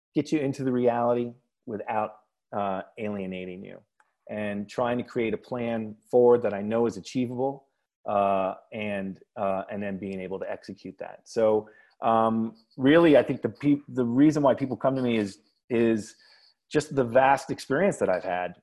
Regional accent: New York City, New York, United States; I live in Prospect Heights. I'm from Park Slope.

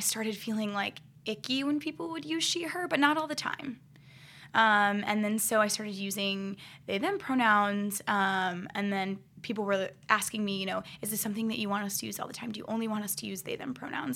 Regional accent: Akron, Ohio, United States; I grew up in Akron, Ohio

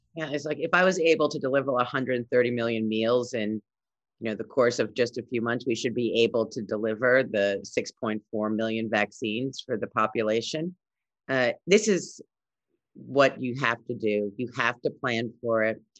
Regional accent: New York City, New York, United States; I grew up in Brooklyn. Uh, I've lived here all my life

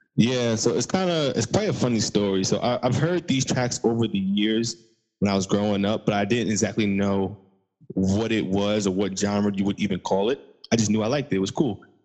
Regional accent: Long Island, New York, United States; I'm from Long Island, but I do this for the whole New York State

